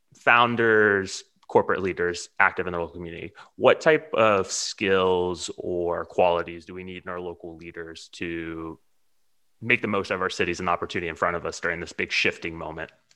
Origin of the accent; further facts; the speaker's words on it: Houston, Texas, United States; So I'm from Texas. I grew up in Houston, but my family lives in Austin